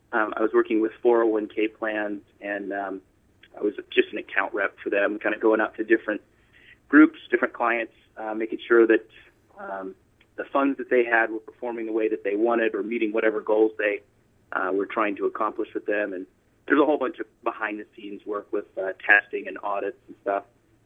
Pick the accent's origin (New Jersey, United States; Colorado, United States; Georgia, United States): Colorado, United States; moved away as an adult; also born or lived in Pensacola, Florida; so I was born in Pensacola, Florida, and kind of moved around the South a little bit, and then we kind of landed in Colorado. So I spent most of my years from, I guess, from 7 on.